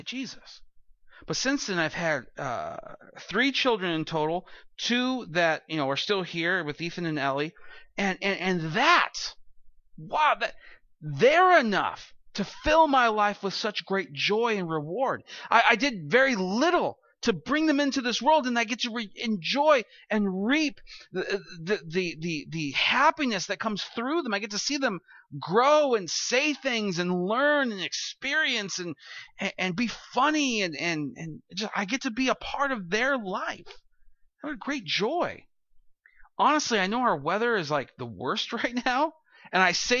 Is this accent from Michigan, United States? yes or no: no; California, United States; moved away; I'll say, "California."